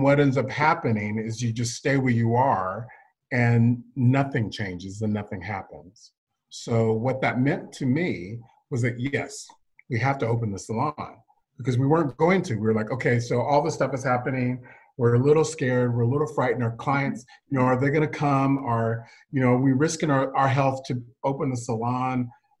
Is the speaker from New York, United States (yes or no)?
no; Texas, United States; if I'm from Texas, like you said, and I grew up in a military family, as you said, and I'm an only child.